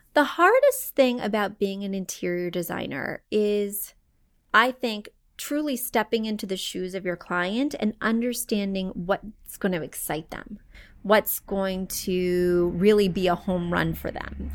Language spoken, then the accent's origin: English; Missouri, United States; moved away; I come from Missouri, very poor and humble roots.